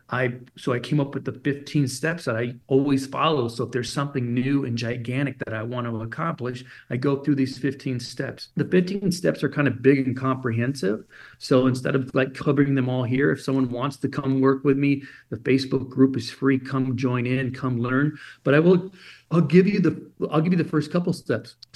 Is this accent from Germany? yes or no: yes; Germany; so I grew up in Germany as an illegal alien.